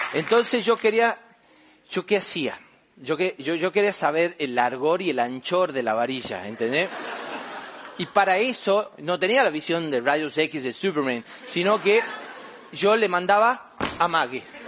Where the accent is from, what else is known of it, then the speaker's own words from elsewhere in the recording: Famaillá, Tucumán, Argentina; also born or lived in Buenos Aires; en mi pueblo, allá en Famayá, Tucumán, Argentina, yo soy del interior